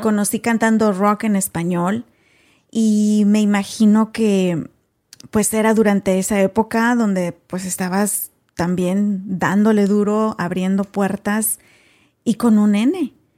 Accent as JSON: {"language": "Spanish", "country": "Mexico", "moved": "as an adult", "lives_now": "United States", "said": "otros hasta venimos con carrera también de México"}